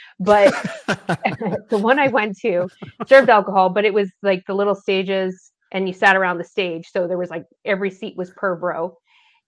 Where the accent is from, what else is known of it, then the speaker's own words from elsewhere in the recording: Canada; I'm Canadian